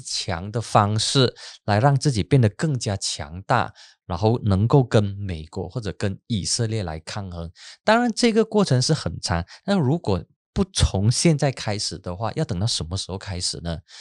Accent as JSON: {"language": "Chinese", "region": "Penang", "country": "Malaysia", "tie": "born or raised there", "said": "我的老家槟城"}